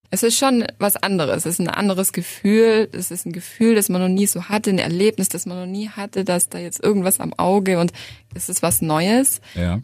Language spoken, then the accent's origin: German; Reutlingen, Baden-Württemberg, Germany; Ich bin aus Reutlingen